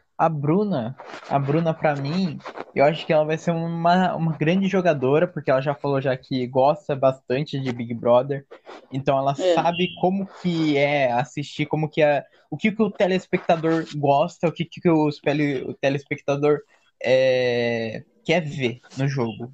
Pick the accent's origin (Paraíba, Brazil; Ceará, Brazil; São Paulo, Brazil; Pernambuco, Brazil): São Paulo, Brazil; Santo André; nasci em Santo André, é, São Paulo